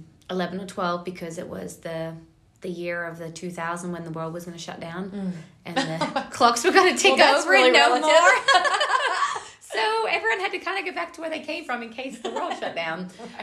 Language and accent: English; Australia; So I originally grew up in Australia. My dad is a Australian champion bull rider and bareback rider, and my mom is an Australian